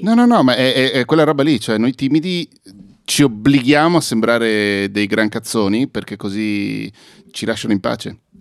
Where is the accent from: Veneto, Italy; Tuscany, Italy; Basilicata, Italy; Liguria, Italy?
Veneto, Italy; Venice; sono sempre cresciuto a Mestre